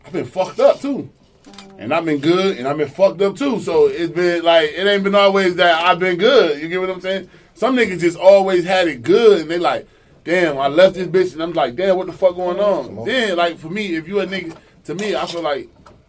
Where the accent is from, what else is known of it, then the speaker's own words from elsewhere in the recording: New York, United States; moved away; also born or lived in Atlanta; I'm from New York